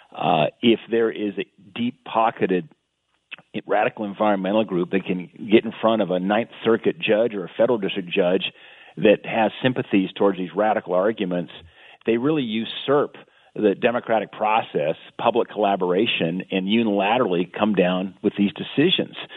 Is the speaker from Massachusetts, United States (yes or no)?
no; Bozeman, Montana, United States; as a little kid growing up in Bozeman